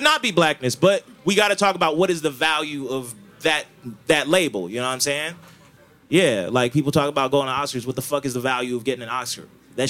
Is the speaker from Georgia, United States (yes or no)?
yes; Lithonia, Georgia, United States; I'm from Lithonia, so like